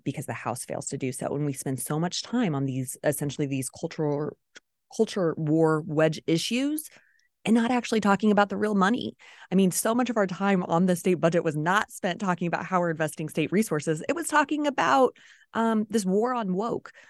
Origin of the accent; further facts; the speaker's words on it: Smithville, Missouri, United States; I'm from Clay County. I went to Smithville, um, Public Schools, K twelve